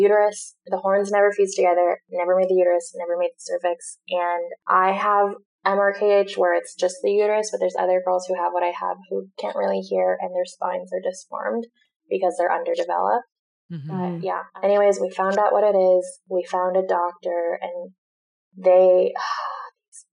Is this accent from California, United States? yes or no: yes; Newport Beach, California, United States; also born or lived in Orange County; growing up in Newport Beach